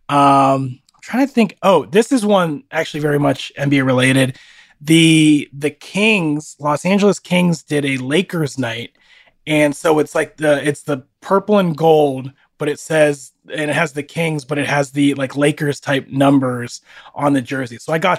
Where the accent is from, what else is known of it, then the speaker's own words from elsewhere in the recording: Canada; I mean, I'm telling you as a Canadian, I think, I don't know.